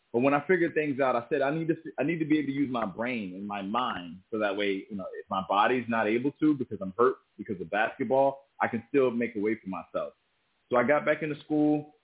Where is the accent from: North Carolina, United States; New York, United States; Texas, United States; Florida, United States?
Florida, United States; South Miami; I'm originally from South Miami, Florida. And I was born to a single mother